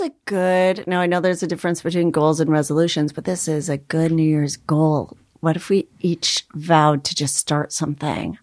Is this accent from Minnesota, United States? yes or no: yes; Minnesota, United States; I'm Minnesota.